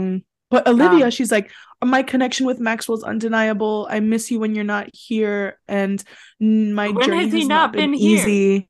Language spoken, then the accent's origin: English; United Kingdom; Unfortunately, we are British, but all of our friends are Irish.